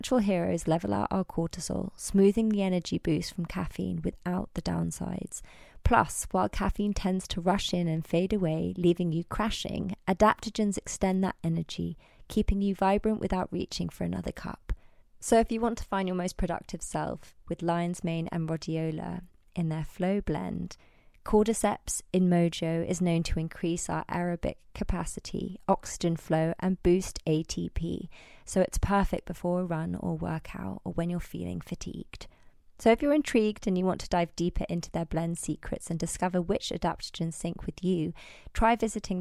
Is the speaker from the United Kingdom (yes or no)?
yes; London, United Kingdom; I grew up in Barnes, London, with my mum, my brother, and my dad